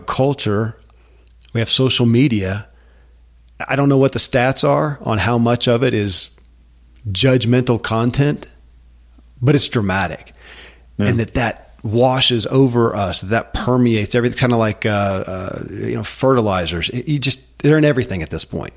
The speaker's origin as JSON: {"language": "English", "country": "United States", "tie": "born or raised there", "said": "I grew up in America"}